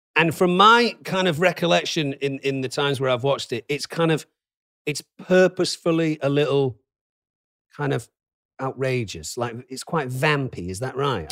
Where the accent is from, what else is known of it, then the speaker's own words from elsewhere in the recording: Manchester, North West England, United Kingdom; now in California, United States; I'm from Manchester